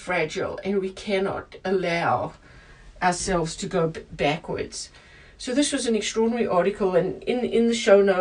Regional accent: South Africa; moved away; my home country, where I grew up, of South Africa

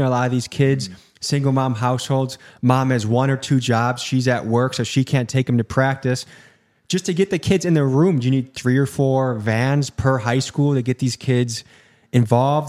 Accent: Illinois, United States; moved away; I grew up in Illinois

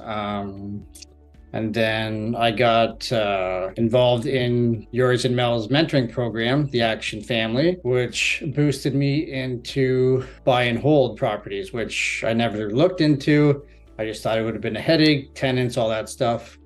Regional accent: Barrie, Ontario, Canada; I'm from Barrie, Ontario. I've lived here for approximately 29 years now

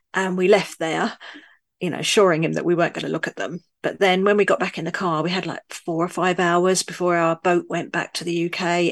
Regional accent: London, United Kingdom; also born or lived in northern France; now in France; I'm originally from London, but I now live in a tiny rural village in the middle of nowhere in northern France

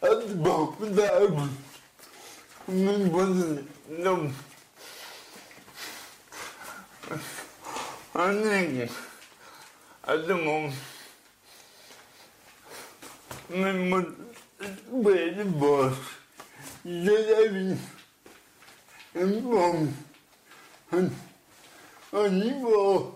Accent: Denver, Colorado, United States; I grew up in Denver

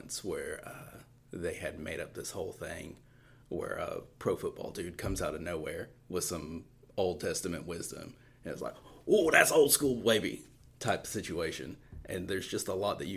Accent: Eastern Tennessee, United States; I am from Eastern Tennessee

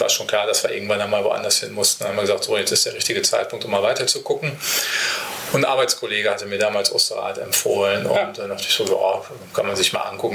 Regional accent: Paderborn, North Rhine-Westphalia, Germany; moved away; Paderborn, also jetzt meine Heimatstadt

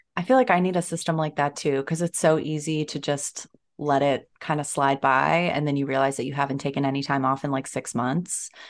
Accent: New Jersey, United States; I grew up in New Jersey

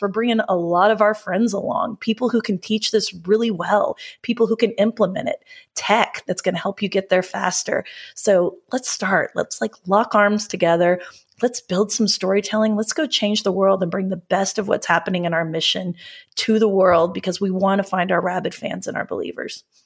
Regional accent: Oklahoma, United States; we're from Oklahoma, so we say data, not data

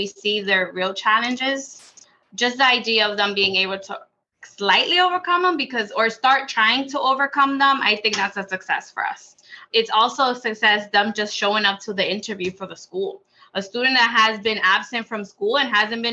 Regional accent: Boston, Massachusetts, United States; I grew up born and raised in Jamaica Plain, went through, you know, all of BPS schools

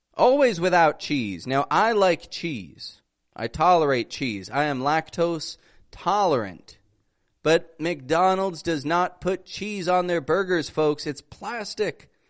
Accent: Toronto, Ontario, Canada; accent: North American; I'm an accent coach from Canada, from Toronto

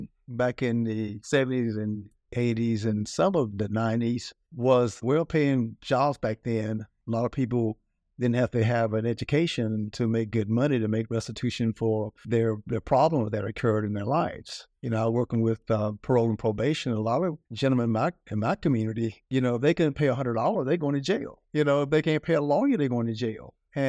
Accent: North Carolina, United States; I come from North Carolina, real terrible place, you know, mom, eight kids, single parent, dirt road, grew up poor, working three jobs.

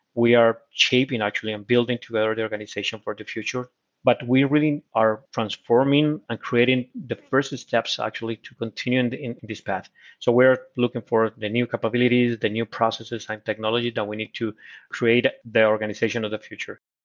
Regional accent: Colombia; English is a second language; also born or lived in United States; now in Brazil; I was born in Colombia, but now I, uh, I became a Brazilian citizen

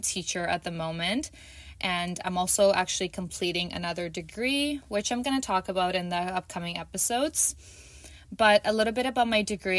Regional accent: Toronto, Ontario, Canada; I am from Toronto, Canada.

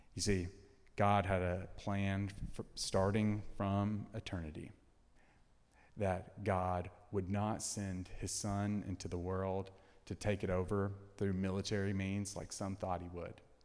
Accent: Tennessee, United States; moved away as an adult; now in Texas, United States; I'm from Tennessee. All my family's in Tennessee.

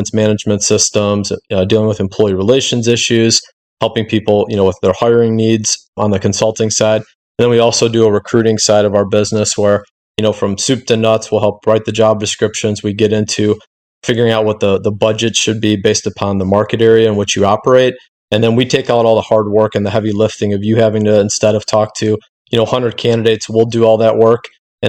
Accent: Cleveland, Ohio, United States; I'm from Cleveland, Ohio

